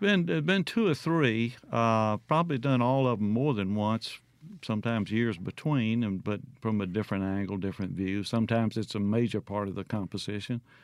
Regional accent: Mississippi Delta, United States; moved away; you grow up there and seeing that flat line off in the distance

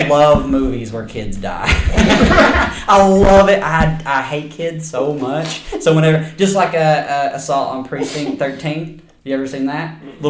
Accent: the South, United States; I'm from the South.

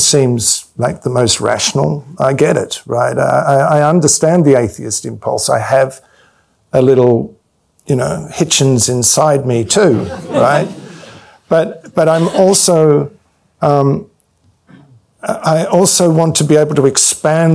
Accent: Victoria, Australia; moved away as an adult; I came from Australia

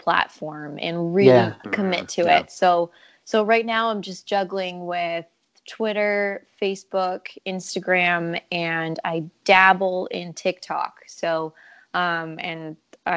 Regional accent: Canada; I'm a Canadian country music singer-songwriter

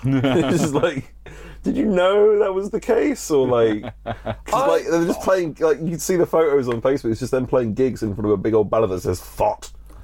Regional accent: England, United Kingdom

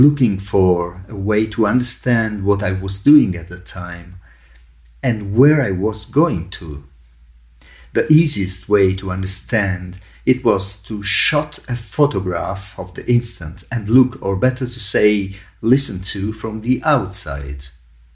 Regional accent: Catania, Sicily, Italy; moved away as an adult; now in Rome, Italy; I was born in Sicily and I moved to Rome in 1980 to follow my musical studies.

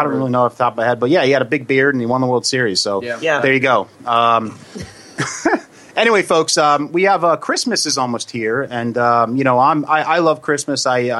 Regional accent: New Jersey, United States; we're from Jersey

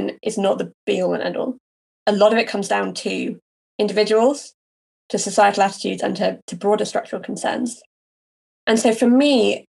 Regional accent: United Kingdom; As a Brit with no experience of the US context

